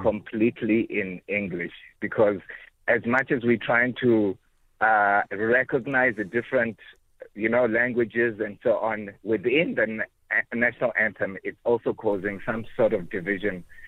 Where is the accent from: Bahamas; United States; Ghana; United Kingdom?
Ghana; now in Cape Town, South Africa; I'm originally from Ghana